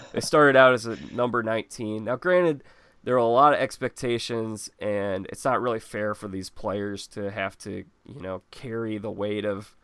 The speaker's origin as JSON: {"language": "English", "town": "Wilmette", "region": "Illinois", "country": "United States", "tie": "born or raised there", "said": "Growing up in Wilmette, living about 2 minutes from Welsh Ryan Arena"}